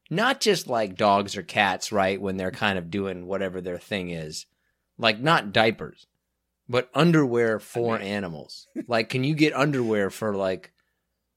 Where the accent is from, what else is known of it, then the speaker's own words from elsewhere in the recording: Derby, Kansas, United States; moved away; I was raised in Derby, Kansas